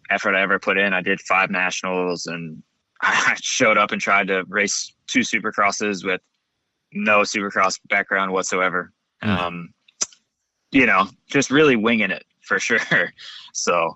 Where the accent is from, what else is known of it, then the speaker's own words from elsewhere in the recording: Buds Creek, Maryland, United States; moved away as an adult; now in Southern California, United States; I'm from Maryland.